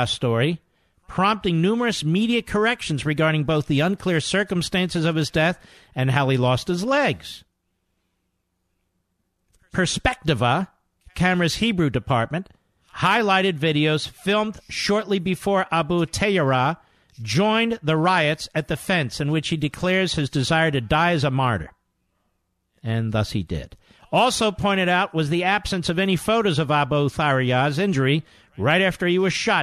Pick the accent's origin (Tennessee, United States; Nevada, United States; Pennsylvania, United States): Pennsylvania, United States; Philadelphia; I'm from Philadelphia.